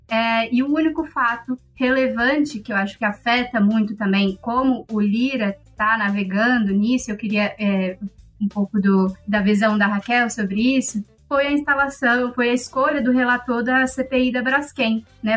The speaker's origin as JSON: {"language": "Portuguese", "country": "Brazil", "said": "Como bons brasileiros"}